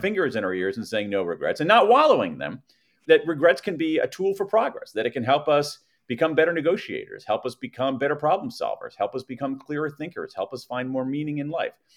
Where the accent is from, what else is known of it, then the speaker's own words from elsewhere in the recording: American Midwest, United States; I grew up in the American Midwest